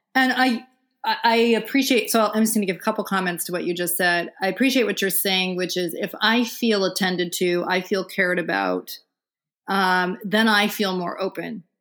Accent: Vermont, United States; I'm actually sitting in Vermont right now

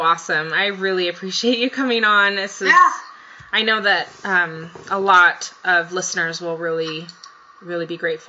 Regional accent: Japan; moved away; I grew up in Japan, for example.

